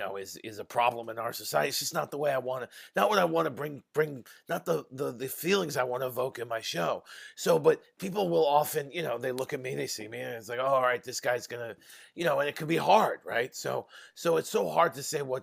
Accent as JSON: {"language": "English", "region": "New York", "country": "United States", "said": "I'm from New York."}